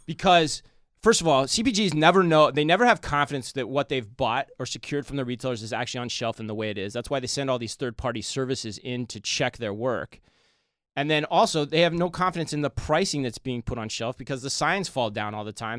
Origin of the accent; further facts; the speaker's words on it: Arizona, United States; moved away; growing up in Arizona